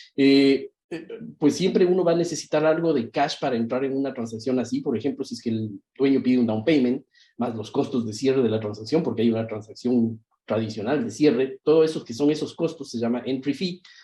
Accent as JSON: {"language": "Spanish", "country": "Ecuador", "moved": "as an adult", "lives_now": "Miami, United States", "said": "soy originalmente de Ecuador, vivo acá en Estados Unidos nueve años aproximadamente, y em, en Miami, Florida"}